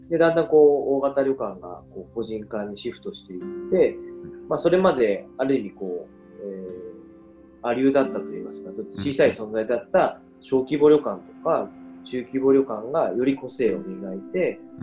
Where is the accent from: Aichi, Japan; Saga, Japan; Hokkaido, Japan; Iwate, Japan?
Saga, Japan; 僕も佐賀というところに生まれて